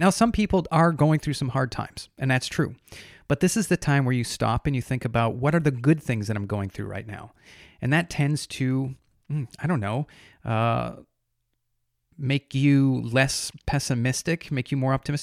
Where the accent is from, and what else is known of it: United States